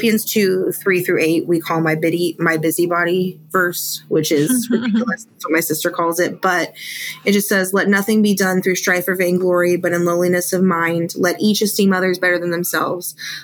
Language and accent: English; Ghana; So I guess I would have to start in Africa. So I grew up in Ghana